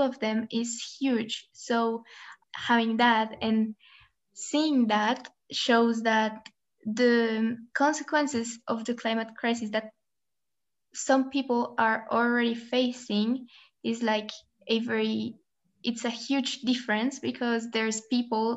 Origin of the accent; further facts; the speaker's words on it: Colombia; now in Switzerland; I am from Colombia, but I am currently living in Switzerland.